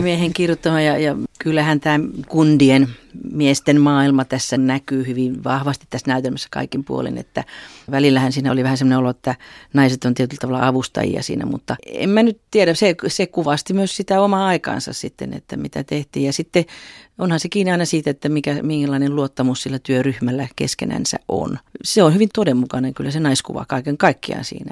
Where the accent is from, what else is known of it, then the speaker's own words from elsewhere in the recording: Juankoski, North Savo, Finland; moved away; laulavana lapsena Juankoskella Pohjois-Savon perukoilla